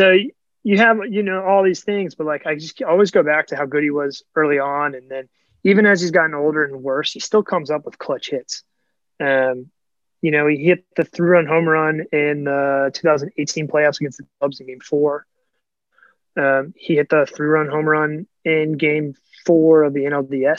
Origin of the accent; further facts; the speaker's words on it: Norfolk, Virginia, United States; growing up in Norfolk